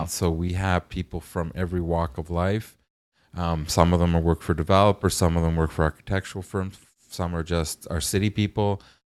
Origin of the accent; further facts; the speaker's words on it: Toronto, Ontario, Canada; I grew up in North York